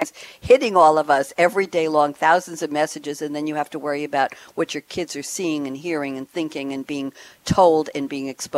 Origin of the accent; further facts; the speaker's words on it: New York, United States; moved away as an adult; also born or lived in Long Island; now in Durham, United States; I'm from New York